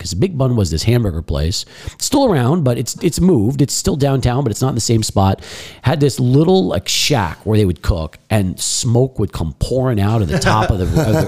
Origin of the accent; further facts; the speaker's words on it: El Paso, Texas, United States; also born or lived in Brooklyn, New York / Massapequa Park, Long Island, New York; I grew up in El Paso. Born in New York, was born in Brooklyn. Then lived in Long Island